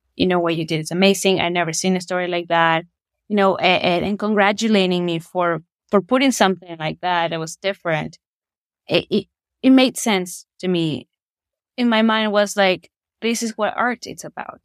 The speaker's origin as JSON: {"language": "English", "country": "Ecuador", "tie": "born or raised there", "moved": "as an adult", "lives_now": "Saskatoon, Canada", "said": "I'm originally from Ecuador. I was born and raised there, and I moved to Saskatoon uh, around nine years ago."}